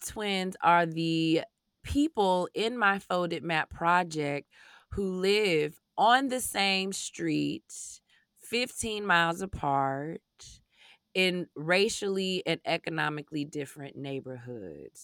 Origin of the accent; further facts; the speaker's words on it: Chicago, Illinois, United States; when you grow up, not only on Chicago's South side, but specifically growing up in Greater Inglewood